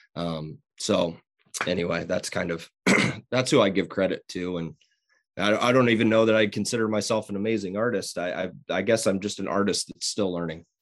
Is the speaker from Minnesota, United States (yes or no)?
no; Fontenelle, Iowa, United States; now in Greenfield, United States; I'm from Southwest Iowa, grew up in Fontenelle, live in Greenfield